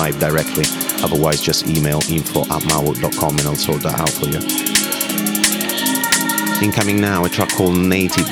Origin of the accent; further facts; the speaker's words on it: Rome, Lazio, Italy; now in London, United Kingdom; Rome, my hometown.